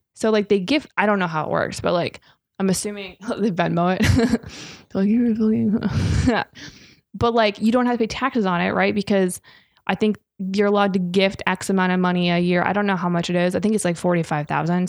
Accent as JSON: {"language": "English", "region": "Minnesota", "country": "United States", "said": "I'm from Minnesota."}